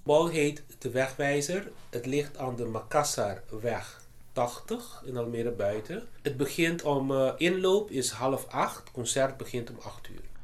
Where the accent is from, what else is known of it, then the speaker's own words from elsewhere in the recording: Aruba; first language Papiamento; Dutch is a second language; moved away as an adult; also born or lived in Boston, United States; now in Netherlands; in mijn moedertaal, papiamento